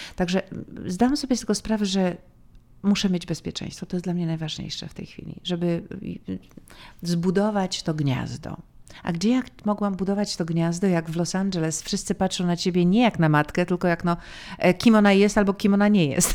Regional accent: Poland; moved away as an adult; also born or lived in New York, United States; mogę być bardziej Polką niż tą amerykańską

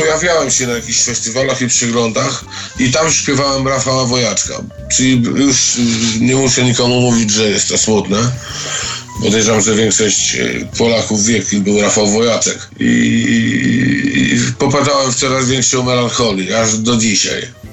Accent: Świdnik, Lublin Voivodeship, Poland; w mieście, w którym się wychowałem, w Świdniku

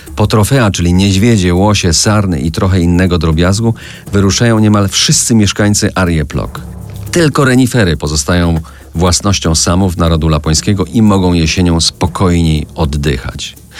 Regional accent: Żywiec Land, Silesian Voivodeship, Poland; do mojej małej ojczyzny, do ziemi żywieckiej.

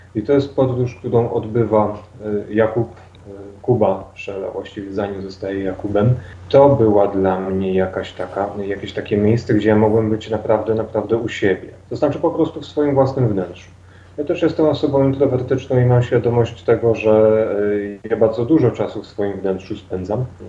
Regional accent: Dębica, Subcarpathian Voivodeship, Poland; moved away as an adult; now in Kraków, Poland; mimo że od kilku lat mieszkam w Krakowie, no dalej jak się mnie ktoś zapyta, skąd jestem, to jestem z Dębicy.

